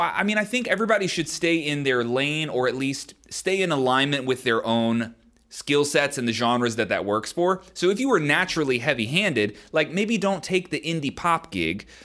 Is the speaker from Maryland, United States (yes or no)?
yes; Maryland, United States; I was born and raised in Maryland